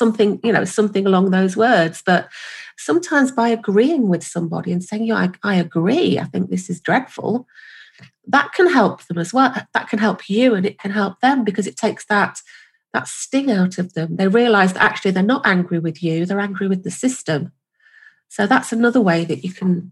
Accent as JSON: {"language": "English", "country": "United Kingdom", "said": "I'm from the UK, as you might notice from my wonderful accent"}